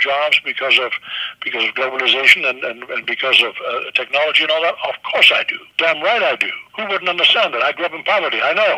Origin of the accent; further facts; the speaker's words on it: Germany; English is a second language; moved away; I was born in Nazi Germany